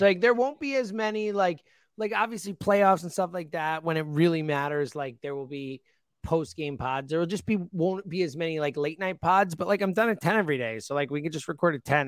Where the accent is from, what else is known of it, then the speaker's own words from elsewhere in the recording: United States; I'm American and that's my country and I live here